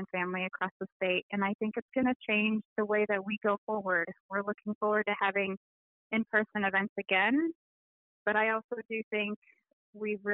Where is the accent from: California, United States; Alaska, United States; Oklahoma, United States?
Alaska, United States; Wrangell; also born or lived in Juneau, Alaska; now in Anchorage, United States; I am originally from Wrangell and Juneau, although I currently live here on the Dena'ina lands in Anchorage